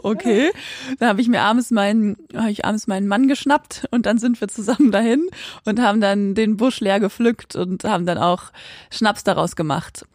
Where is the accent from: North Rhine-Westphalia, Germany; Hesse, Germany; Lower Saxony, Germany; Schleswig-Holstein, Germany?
Lower Saxony, Germany; Quakenbrück; bei uns in Quakenbrück, da wo ich auch aufgewachsen bin